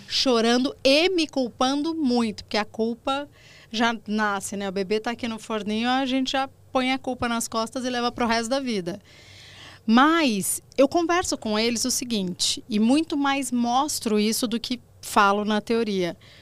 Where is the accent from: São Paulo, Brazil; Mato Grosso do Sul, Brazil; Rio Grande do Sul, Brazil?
São Paulo, Brazil; Limeira; Eu sou do interior de São Paulo, Limeira, criada por vó